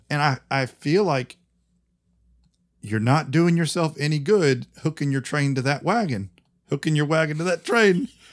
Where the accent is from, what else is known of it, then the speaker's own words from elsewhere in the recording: United States; I'm American